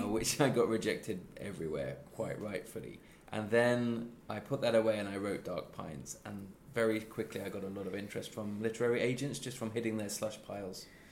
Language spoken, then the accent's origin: English; Midlands, United Kingdom; moved away as an adult; now in Sweden; I'm not a London based person, I'm from the Midlands.